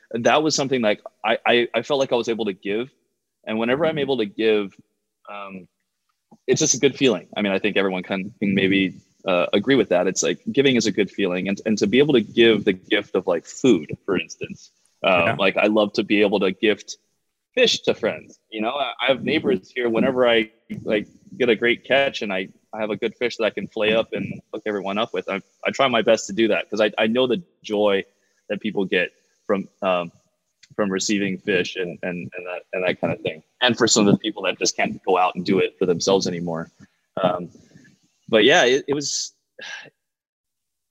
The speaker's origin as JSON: {"language": "English", "region": "Hawaii", "country": "United States", "tie": "born or raised there", "also_born_or_lived": "California", "moved": "as an adult", "said": "I played roller hockey growing up in Hawaii"}